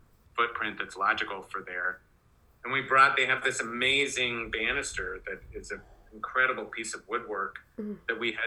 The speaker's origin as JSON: {"language": "English", "region": "Oregon", "country": "United States", "tie": "born or raised there", "said": "I grew up in Oregon"}